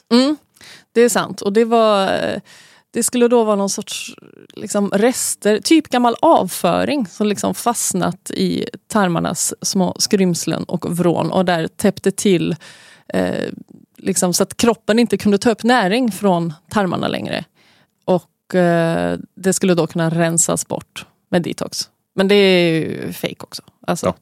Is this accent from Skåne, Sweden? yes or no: no; Gothenburg, Västra Götaland, Sweden; Vi är göteborgare